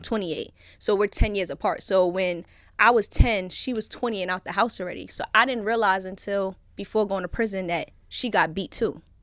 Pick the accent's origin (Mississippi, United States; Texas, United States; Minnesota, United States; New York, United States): New York, United States; New York City; born and raised in Brooklyn